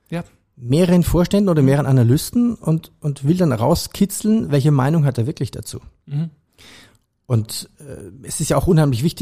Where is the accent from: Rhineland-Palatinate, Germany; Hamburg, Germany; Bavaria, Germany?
Bavaria, Germany; Ich komme aus Bayern, also habe ich den Bayerischen Rundfunk immer gehört.